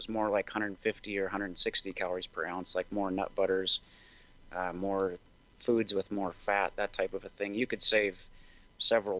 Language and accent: English; Montana, United States; also born or lived in Seattle; So I grew up in Montana. I'm a fifth generation Montanan